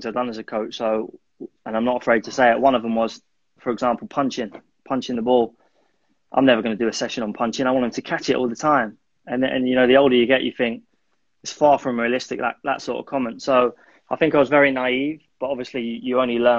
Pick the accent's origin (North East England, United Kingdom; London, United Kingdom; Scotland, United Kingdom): London, United Kingdom; also born or lived in Malaysia; I'm originally from North London